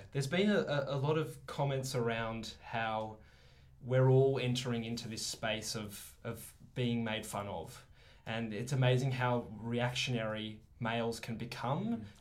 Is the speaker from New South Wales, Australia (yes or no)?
no; Melbourne, Victoria, Australia; I grew up in Melbourne